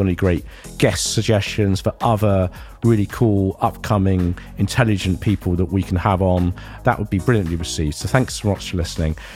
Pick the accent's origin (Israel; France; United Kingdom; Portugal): United Kingdom; Ilford, London; accent: Ilford; I've spent the last nearly 20 years losing my Ilford accent.